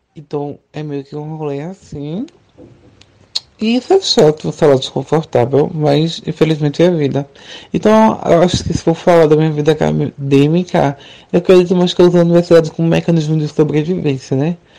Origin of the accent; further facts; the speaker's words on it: Recife, Pernambuco, Brazil; Eu sou de Recife